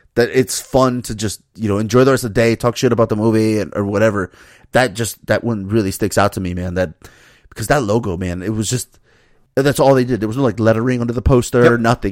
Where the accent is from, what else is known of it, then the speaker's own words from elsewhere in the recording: Miami, Florida, United States; me growing up in Miami